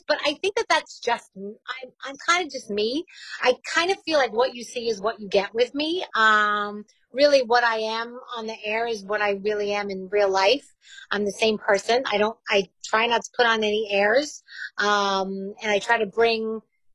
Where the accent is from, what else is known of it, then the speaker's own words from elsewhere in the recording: New York, United States; accent: New York; my New York accent.